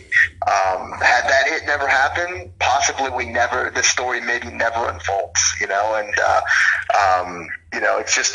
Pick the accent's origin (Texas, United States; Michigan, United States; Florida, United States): Florida, United States; Tampa; also born or lived in Clearwater, Florida; now in New York, United States; I'm from, born and raised in Tampa